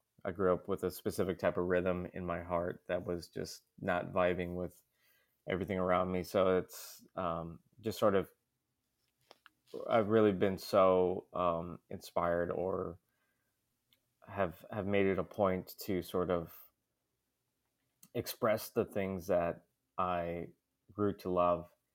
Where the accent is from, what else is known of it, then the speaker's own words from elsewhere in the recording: Fargo, North Dakota, United States; also born or lived in Willmar, Minnesota; I was born in Wilmer, Minnesota. I've been living in Fargo since I was about 10.